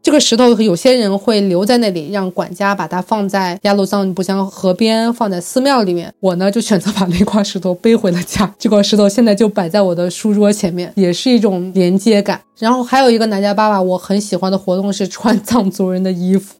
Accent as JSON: {"language": "Chinese", "region": "Guangdong", "country": "China", "said": "我们广东人"}